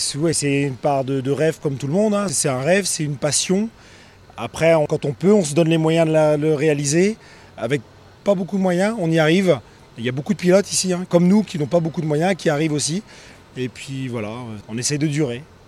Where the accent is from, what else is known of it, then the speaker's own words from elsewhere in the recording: Brittany, France; On est breton